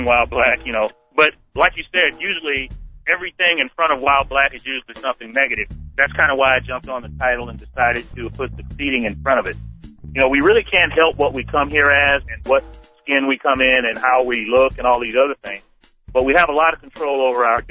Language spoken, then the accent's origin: English; Savannah, Georgia, United States; I was born in Savannah, Georgia, to a family that was underprivileged.